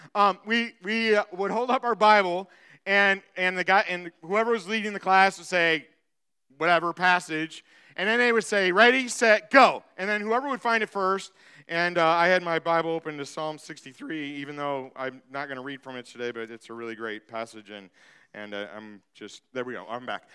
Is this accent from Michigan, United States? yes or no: yes; Michigan, United States; moved away; I'm from Michigan.